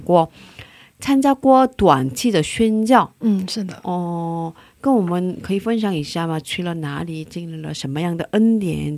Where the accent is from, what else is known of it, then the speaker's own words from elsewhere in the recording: South Korea; Chinese is a second language; 我是韩国人嘛